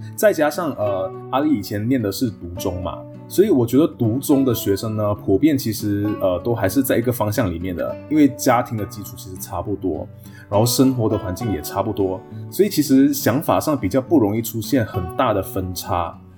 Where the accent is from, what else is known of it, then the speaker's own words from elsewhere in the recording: Malaysia; moved away as an adult; also born or lived in Taiwan; 我作为马来西亚人的自我认同，甚至作为读中生的一个自我认同